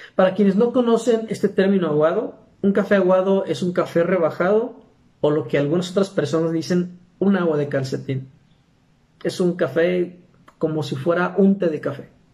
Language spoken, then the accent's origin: Spanish; Aguascalientes, Mexico; soy de Aguascalientes, México